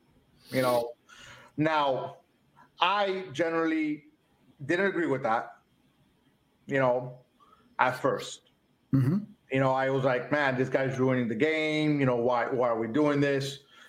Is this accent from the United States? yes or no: yes; Miami, Florida, United States; I'm from Miami. I was an Army vet.